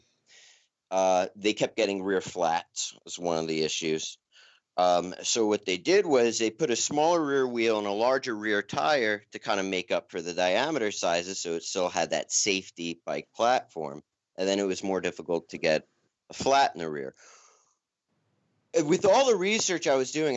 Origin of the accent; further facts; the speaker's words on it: New York, United States; also born or lived in Asheville, North Carolina; now in Colorado Springs, United States; I'm from New York